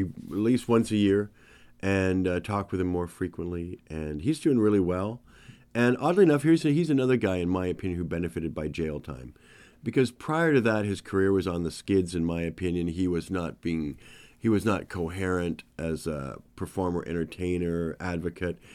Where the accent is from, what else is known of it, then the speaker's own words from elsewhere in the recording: Canada; I've lived a perfect, privileged life being a Canadian white person